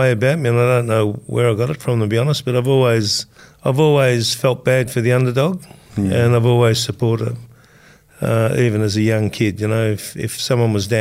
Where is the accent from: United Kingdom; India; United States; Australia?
Australia; Melbourne, Victoria; I grew up in South Melbourne